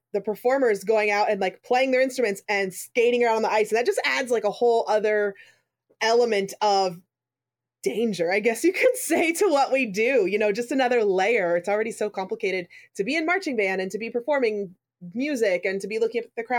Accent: the North, United States; moved away; originally I'm from the North

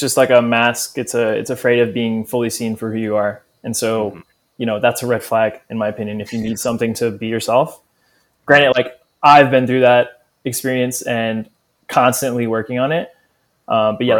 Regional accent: New Orleans, Louisiana, United States; growing up in New Orleans, it's big part of the culture.

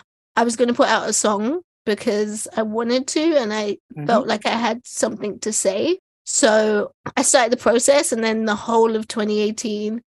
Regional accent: London, United Kingdom; I grew up in East London.

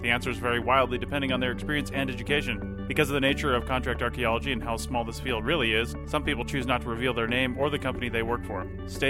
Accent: Southeast, United States; I came from the Southeast out this direction. I don't know that I'll ever go back.

